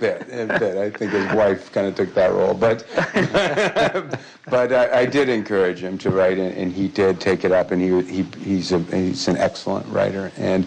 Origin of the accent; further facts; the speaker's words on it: Michigan, United States; moved away; back in my home state of Michigan